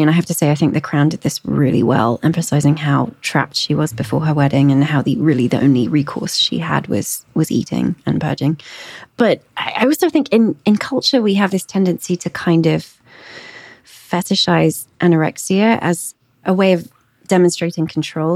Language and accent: English; England, United Kingdom; moved away; I grew up in England.